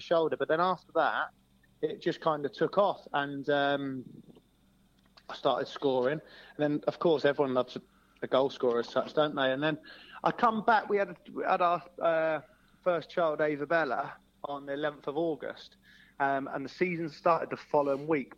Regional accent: Hungerford, South East England, United Kingdom; moved away as an adult; I'm from Hungerford.

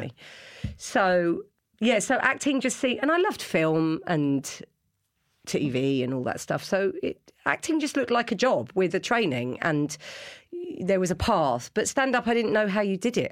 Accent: London, United Kingdom; I grew up in London

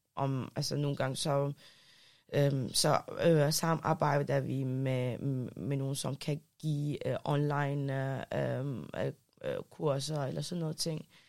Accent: Denmark; also born or lived in Iraq; for 20 år siden, flyg, flygtede jeg fra Irak med familien, mm. og så har jeg opvokset her i Danmark.

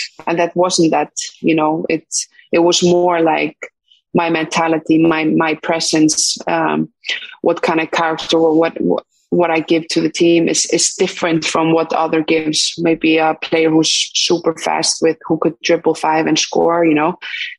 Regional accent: Iceland; English is a second language; moved away as an adult; also born or lived in Sweden; especially in Sweden, when I was going from Iceland, you know, feeling like I needed a new challenge and a new environment to get better

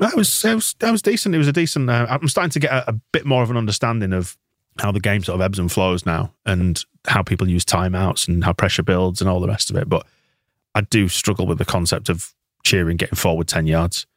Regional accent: Bradford, Yorkshire and the Humber, United Kingdom; I'm from Bradford and I can tell a Leeds person from a Bradford person

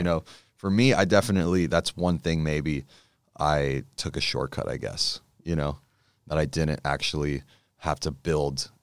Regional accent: Los Angeles, California, United States; I grew up in Encino, so it's somewhere around there

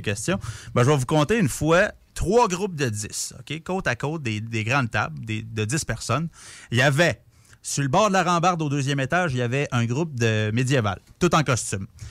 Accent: Repentigny, Quebec, Canada; moved away as an adult; now in Quebec City, Canada; je viens de Repentigny, la proche de Montréal

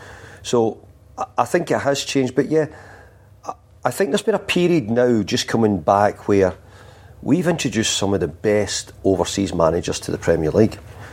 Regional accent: Scotland, United Kingdom; Being Scottish, it makes it really easy for me to come up here.

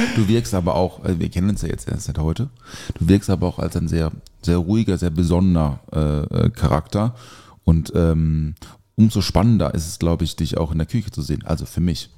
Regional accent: Black Forest, Baden-Württemberg, Germany; ich komme ja aus dem Schwarzwald

